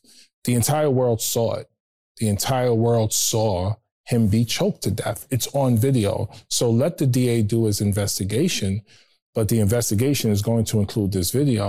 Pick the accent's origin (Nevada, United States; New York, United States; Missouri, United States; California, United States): New York, United States; I'm born and raised in New York. I rode the trains my entire life as a child.